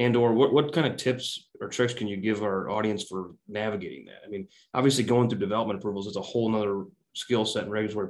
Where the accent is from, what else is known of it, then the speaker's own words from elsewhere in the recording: Quincy, Illinois, United States; also born or lived in Kansas City; I grew up in Illinois, but I went to college in Kansas City